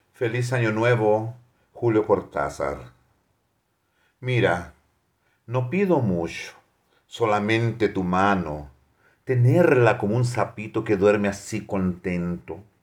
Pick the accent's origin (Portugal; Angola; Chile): Chile; northern Chile; Portuguese is a second language; now in Brazil; eu sou do norte de Chile